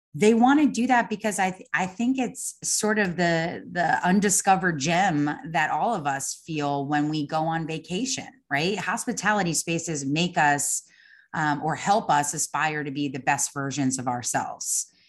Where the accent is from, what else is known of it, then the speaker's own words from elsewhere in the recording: Long Island, New York, United States; moved away as an adult; also born or lived in Savannah; I grew up on Long Island